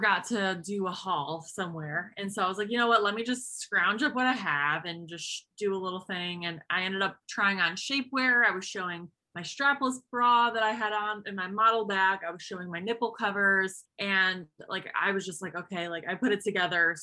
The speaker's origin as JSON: {"language": "English", "town": "Buffalo", "region": "New York", "country": "United States", "said": "I am 28 from Buffalo, New York."}